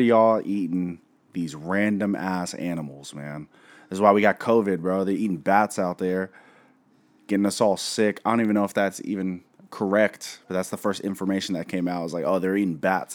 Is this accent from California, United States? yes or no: no; Seattle, Washington, United States; we're from Seattle, where Asian cuisine is just top notch here.